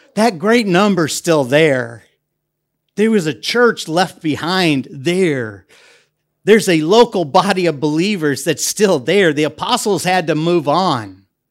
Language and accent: English; United States; moved away as an adult; also born or lived in Europe; now in Debrecen, Hungary; as an American that has worked in Europe for over twenty years